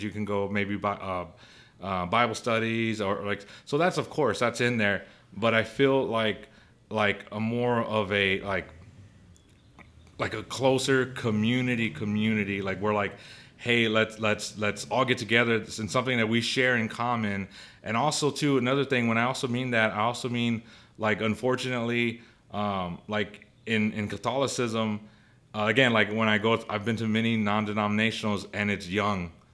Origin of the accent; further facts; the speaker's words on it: United States; I'm an American